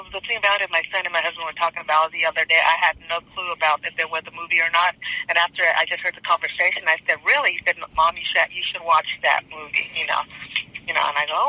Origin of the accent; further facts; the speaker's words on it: Downey, California, United States; I grew up in Downey, California.